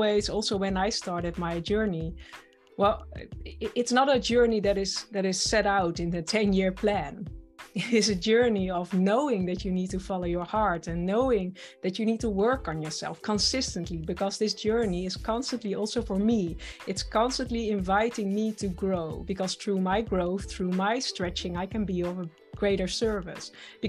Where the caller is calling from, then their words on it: Netherlands; And I'm joining you from the Netherlands.